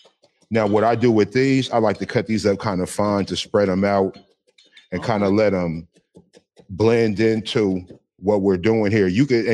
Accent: Seattle, Washington, United States; I am from Seattle, Washington.

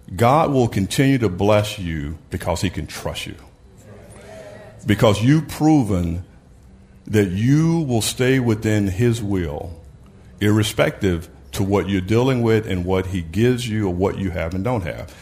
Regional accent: Brownsville, Tennessee, United States; I grew up in Brownsville, Tennessee

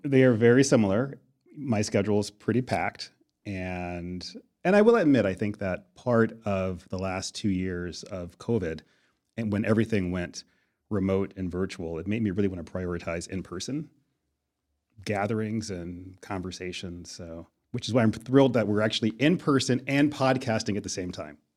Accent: Buffalo, New York, United States; I grew up in Buffalo

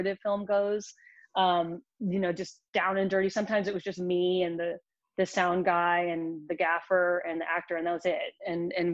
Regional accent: Lubbock, Texas, United States; I grew up in Lubbock, Texas

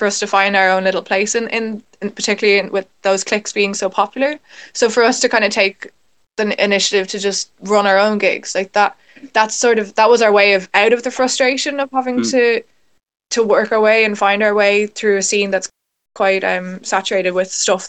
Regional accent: Dublin, Leinster, Ireland; we're a band from Dublin, and Dublin's the capital city of Ireland

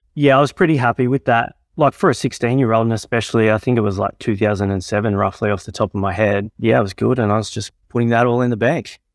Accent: Tamworth, New South Wales, Australia; born and raised in Tamworth

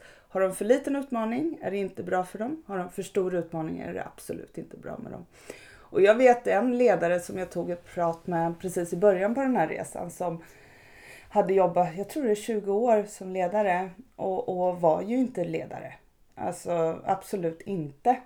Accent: Örebro, Örebro County, Sweden; i Örebro där jag kommer ifrån

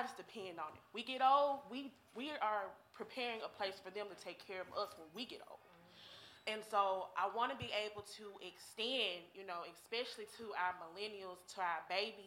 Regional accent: Memphis, Tennessee, United States; also born or lived in Roseland, Chicago, Illinois; I'm from the Haven, Lake Haven

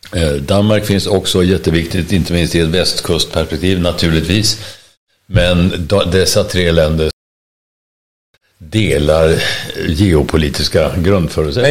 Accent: Sweden; vi är svenskar

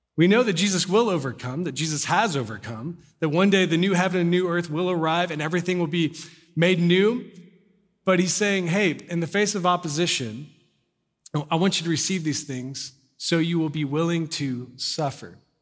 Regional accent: Corpus Christi, Texas, United States; moved away; when I lived in Corpus, 'cause I was born in Corpus Christi, so I was like ten or eleven

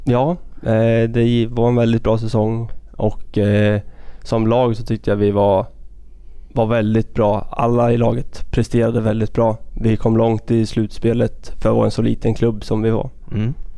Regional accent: Örebro County, Sweden; Vi bor i en liten by tre mil därifrån. Det var där jag växte upp

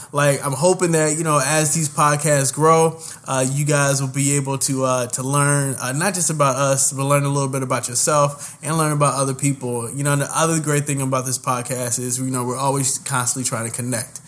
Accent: Indianapolis, Indiana, United States; moved away as an adult; also born or lived in Houston, Texas; now in New York, United States; I'm originally born and raised in the Nappy Nap, better known as Nap Town, better known as Indianapolis

